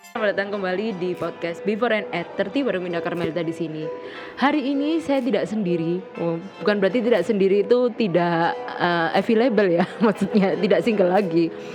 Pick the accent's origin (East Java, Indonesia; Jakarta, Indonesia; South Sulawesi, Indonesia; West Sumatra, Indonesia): East Java, Indonesia; Malang; kita karena kita orang Malang kita bahasanya juga